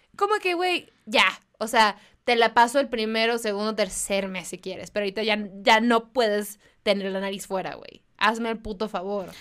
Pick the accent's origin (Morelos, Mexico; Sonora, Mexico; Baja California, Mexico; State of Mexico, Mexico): Baja California, Mexico; Mexicali; moved away; yo soy de Mexicali